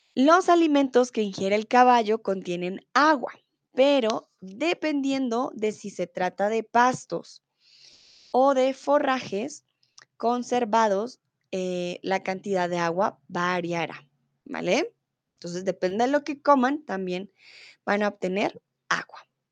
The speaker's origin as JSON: {"language": "Spanish", "country": "Colombia", "said": "soy de Colombia"}